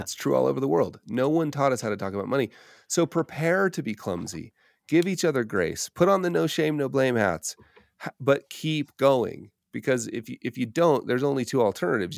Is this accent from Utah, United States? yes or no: yes; Park City, Utah, United States; moved away; moving back to my hometown of Park City, Utah